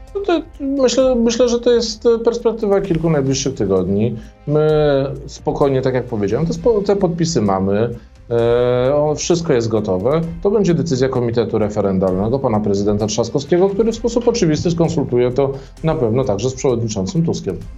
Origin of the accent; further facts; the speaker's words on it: Warsaw, Masovian Voivodeship, Poland; ja pochodzę z Warszawy, z Mazowsza